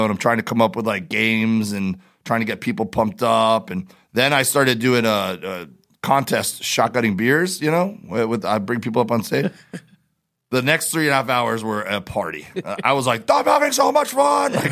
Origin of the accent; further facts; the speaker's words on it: Miami, Florida, United States; We we do, and I grew up in Miami doing that. Like that was my thing growing up, uh, spear fishing and diving